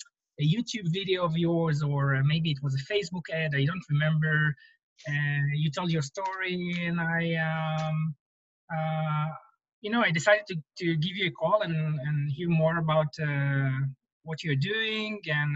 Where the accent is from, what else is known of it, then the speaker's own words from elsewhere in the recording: Israel; now in Silicon Valley, United States; I was coming from Israel where I always felt that real estate investment in Israel is a little bit more challenging.